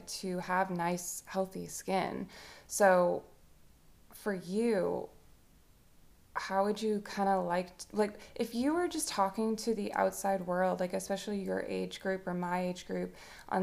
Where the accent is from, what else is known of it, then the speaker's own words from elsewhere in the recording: Massachusetts, United States; now in Lafayette, United States; we grew up in Massachusetts until 2007